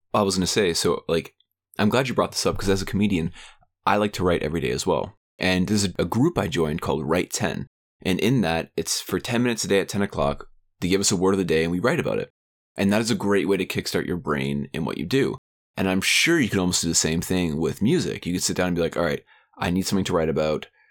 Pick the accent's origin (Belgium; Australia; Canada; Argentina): Canada; my home country of Canada